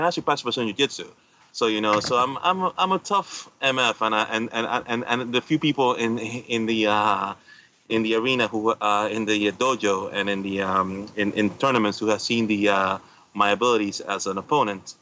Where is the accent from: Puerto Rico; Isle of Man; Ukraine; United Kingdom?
Puerto Rico; I'm from Puerto Rico